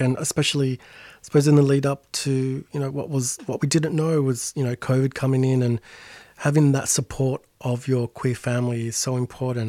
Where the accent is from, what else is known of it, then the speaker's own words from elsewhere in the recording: Sydney, New South Wales, Australia; my folks' place, you know, in real suburbia Sydney